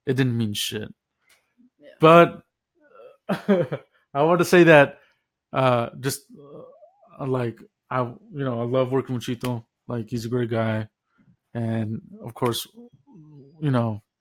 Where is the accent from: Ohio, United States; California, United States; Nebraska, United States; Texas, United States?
Texas, United States; north of Dallas; I grew up in Texas, north of Dallas